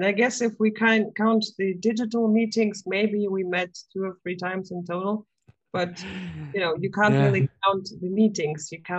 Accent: Latvia; first language Russian; English is a second language; also born or lived in Germany; So I'm originally from Latvia, so I had to speak two languages already.

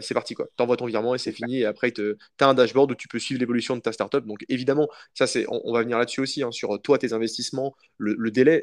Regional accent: France; quand on est français

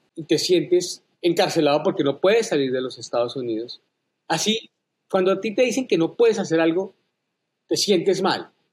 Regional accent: Colombia; moved away as an adult; now in United States; yo renuncié a la ciudadanía colombiana inmediatamente, me hice ciudadano americano

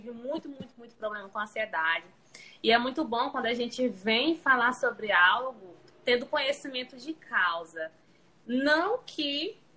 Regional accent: Amarante, Piauí, Brazil; Sou de Amarante, faço faculdade de enfermagem

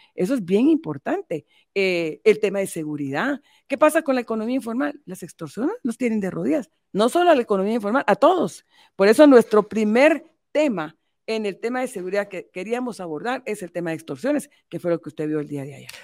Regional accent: Guatemala; como mujer guatemalteca, como madre

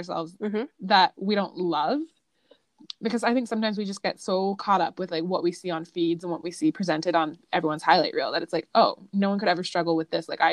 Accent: Italy; moved away; growing up in Italy

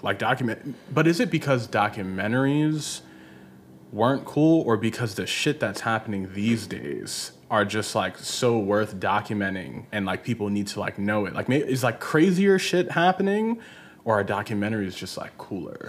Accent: Baltimore, Maryland, United States; now in Los Angeles, United States; I'm from Baltimore

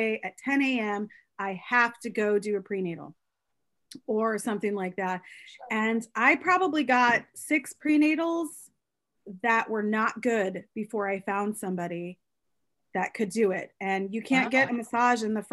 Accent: Midwest, United States; moved away; I'm from the Midwest

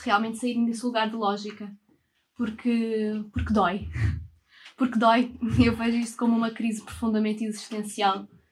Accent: Portugal; sendo portuguesa, branca

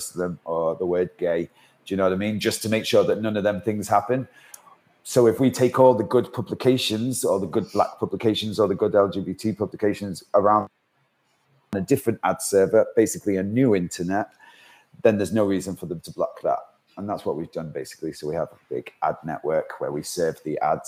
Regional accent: Manchester, North West England, United Kingdom; also born or lived in Isle of Man; now in London, United Kingdom; my inexperience of living in London, because I'm from Manchester

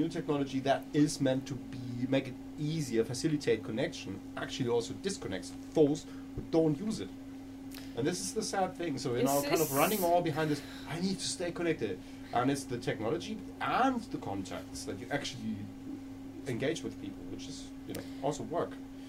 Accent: Germany; Like some of my friends growing up in East Germany, they didn't really have phones.

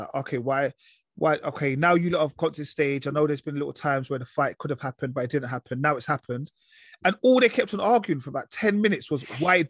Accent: London, United Kingdom; also born or lived in Isle of Dogs; I was born in Mile End

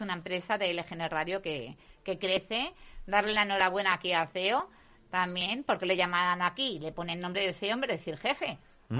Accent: Leganés, Community of Madrid, Spain; Yo soy más De, Leganés, sí, sí, de, de, la ciudad de Leganés

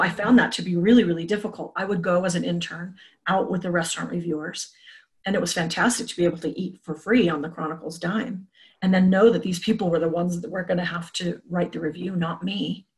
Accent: Salt Lake City, Utah, United States; also born or lived in Boulder, Colorado; I grew up in Salt Lake City

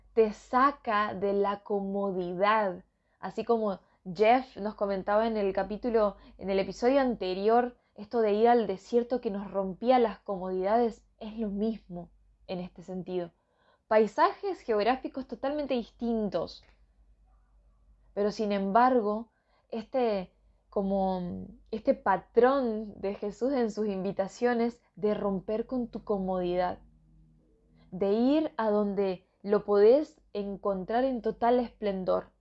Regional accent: northern Argentina, Argentina; soy de Argentina, soy de la parte norte

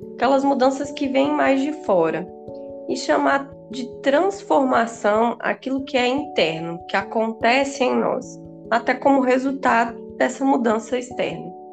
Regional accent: Bahia, Brazil; moved away as an adult; also born or lived in Rio de Janeiro; eu retornei ao meu estado natal, que é a Bahia

